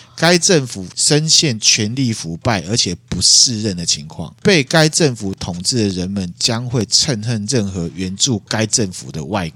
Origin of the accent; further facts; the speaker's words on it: Taiwan; 身为台湾人的我们